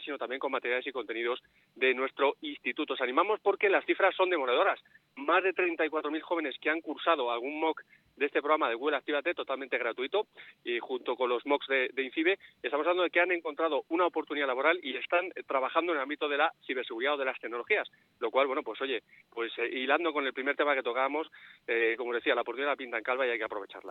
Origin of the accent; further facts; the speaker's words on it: Madrid, Community of Madrid, Spain; now in León, Spain; yo soy madrileño y de la Leti